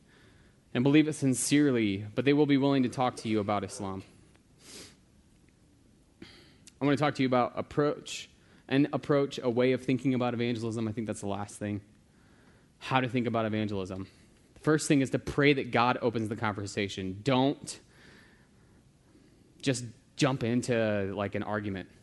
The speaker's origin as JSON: {"language": "English", "country": "United States", "said": "I'm American"}